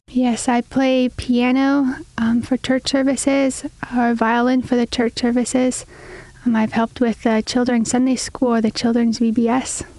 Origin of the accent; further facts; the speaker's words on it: Deerwood, Minnesota, United States; I grew up in Deerwood, Minnesota.